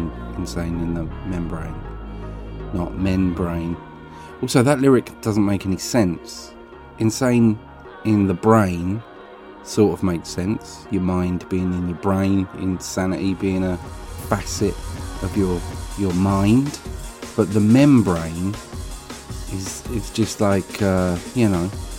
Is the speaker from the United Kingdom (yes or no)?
yes; Essex, East of England, United Kingdom; accent: Essex; I come across far more Essex when I'm confronted by someone of a similar accent to me, and I was in Essex, so I think genetically my accent kicked up